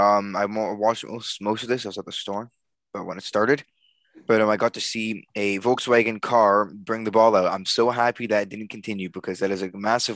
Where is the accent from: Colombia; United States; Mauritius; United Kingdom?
United Kingdom; England; I think I watched England, Croatia, because I'm English, and I watched all of them.